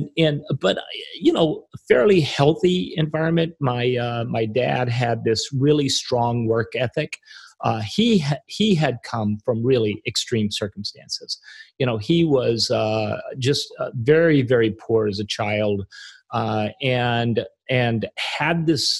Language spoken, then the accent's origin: English; Arkansas, United States; I grew up in Arkansas.